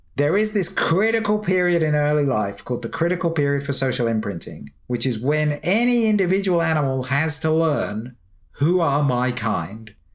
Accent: United Kingdom; I can say this as a Brit

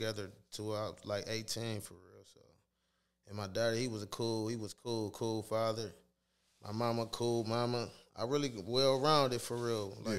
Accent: Toledo, Ohio, United States; I grew up on Marbury Street. It was on the north side.

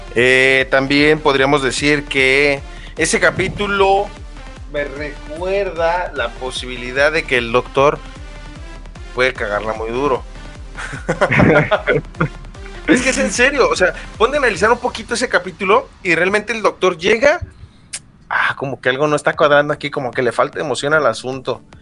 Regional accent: Mexico; soy mexicano

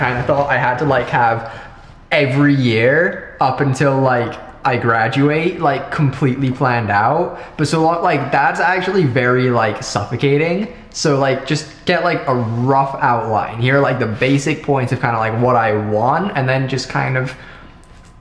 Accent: England, United Kingdom; I'm English

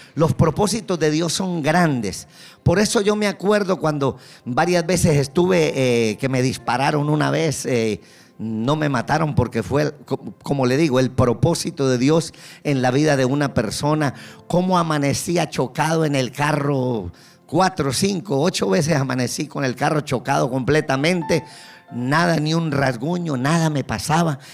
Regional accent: Colombia; accent: Colombian; now in Kendall, United States; me escucha el acento ya, yo soy colombiano.

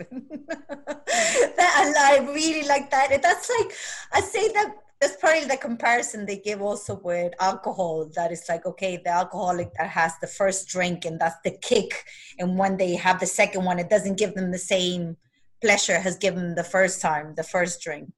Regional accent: Argentina; moved away; I was raised in Argentina

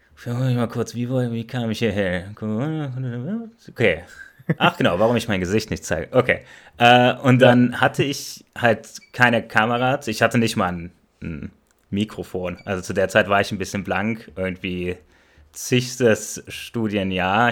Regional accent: Germany; first language German; wir kommen alle aus Deutschland

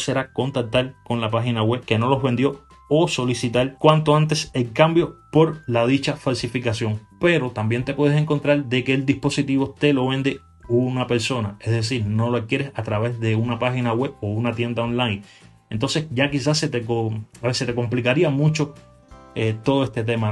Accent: Cuba; en mi país, en Cuba

